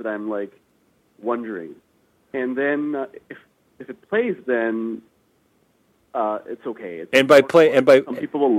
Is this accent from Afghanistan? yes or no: yes; Afghanistan; born there; Well, I was born in Afghanistan, so from a young age, it was something